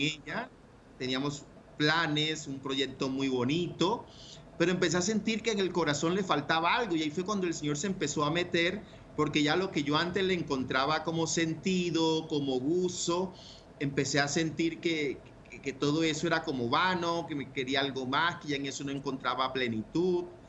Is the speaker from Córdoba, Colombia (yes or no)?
yes; Ciénaga de Oro, Córdoba, Colombia; moved away; Nací y me crié en la costa norte, en un pueblo muy bonito que se llama Ciénaga de Oro, Córdoba